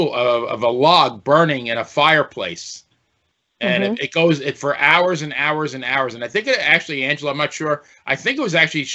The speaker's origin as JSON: {"language": "English", "area": "Long Island", "region": "New York", "country": "United States", "tie": "born or raised there", "moved": "yes", "lives_now": "Ocala, United States", "said": "I grew up in Long Island, New York. Got to do my Long Island plug there, L.I."}